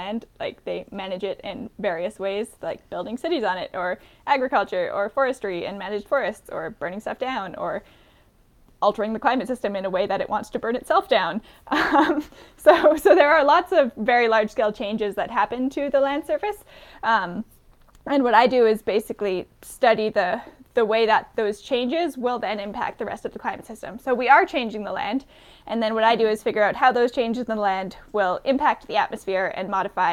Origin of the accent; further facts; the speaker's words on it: rural British Columbia, Canada; I grew up in a small town in rural British Columbia